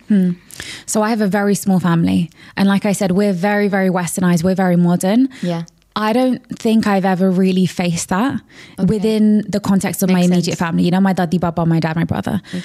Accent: London, United Kingdom; So I grew up in a very, very, very diverse area of London

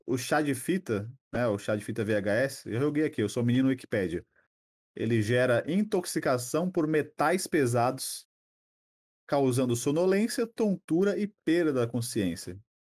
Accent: São Paulo, Brazil; also born or lived in Pernambuco; eu nasci lá, só que assim, eu não, eu não, não criei identificação, porque eu vim para cá muito cedo, né? Meus pais, a gente veio para cá, só, eu tinha uns dois, três anos

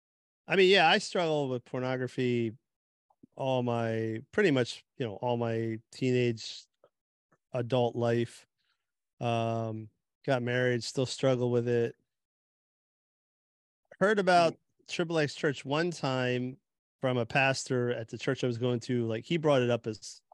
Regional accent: New Jersey, United States; I grew up in Jersey area

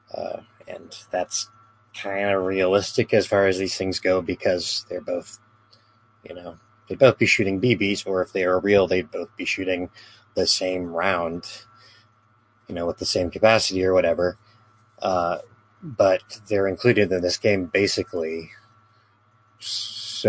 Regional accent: United States; I'm some American

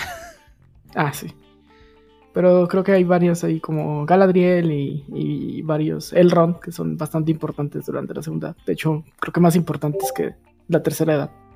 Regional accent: Mexico

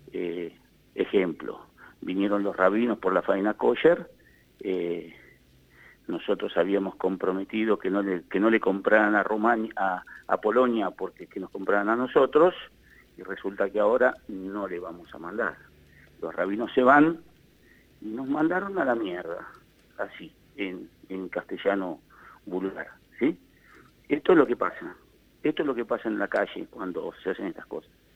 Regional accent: Argentina

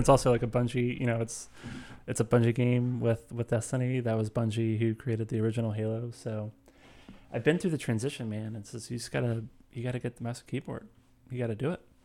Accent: St. Louis, Missouri, United States; where I come from, um, I'm from Saint Louis.

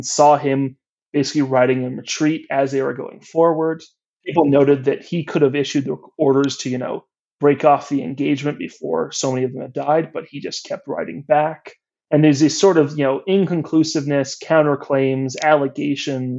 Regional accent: United States; Being an American

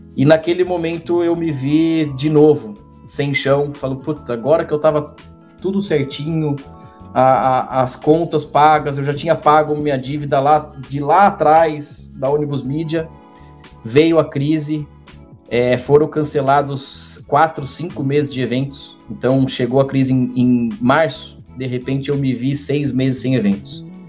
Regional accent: Brazil; moved away as an adult; Eu saí do Brasil com esse cargo

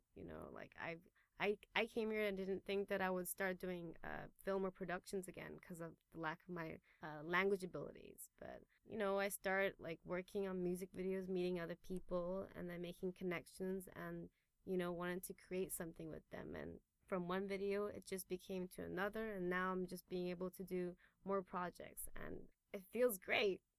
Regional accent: Taipei, Taiwan; moved away as an adult; also born or lived in England; Born and raised in Taipei, and I grew up uh, going to international school here at Taipei European School

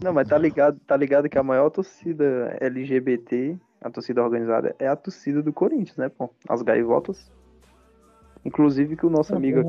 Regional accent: Ceará, Brazil; eu sou cearense

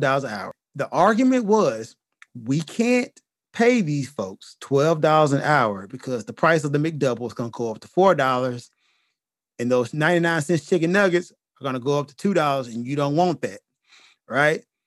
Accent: United States; As an American

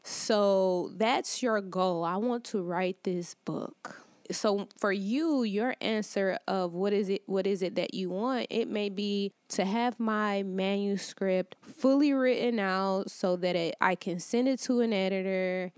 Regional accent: Detroit, Michigan, United States; moved away as an adult; also born or lived in Atlanta, Georgia; I'm originally from Detroit, Michigan, and for the last six years, I lived in Atlanta

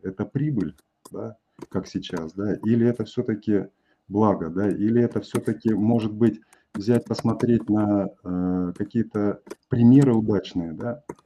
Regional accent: Kazakhstan; Я вырос в Казахстане

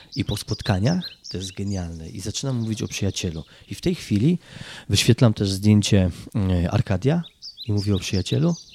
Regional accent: Kraków, Lesser Poland, Poland; pochodzę z Krakowa

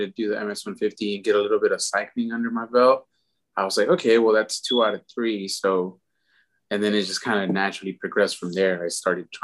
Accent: Houston, Texas, United States; Actually born and raised here in Houston. I grew up down in the Pasadena area.

